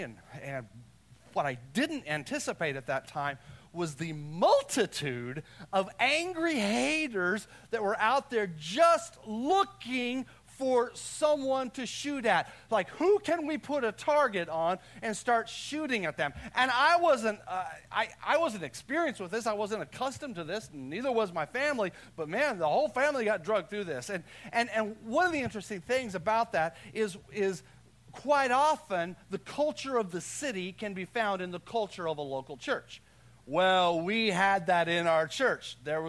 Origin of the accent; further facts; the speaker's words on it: Texas, United States; I'm from Texas. Like, we're just happy around here.